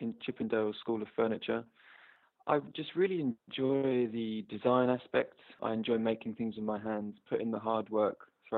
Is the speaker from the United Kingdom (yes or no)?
yes; Upminster, London, United Kingdom; I'm from Upminster in Essex